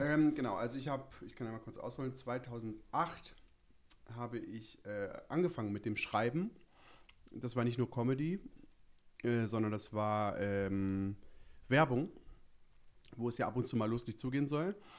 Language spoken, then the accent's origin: German; Bremen, Germany; moved away as an adult; now in Berlin, Germany; wie man mir vielleicht anhört, komme ich etwas, äh, nördlicher. Ich komme aus Bremen, aus dem wirklich, wirklich, wirklich schönen Bremen.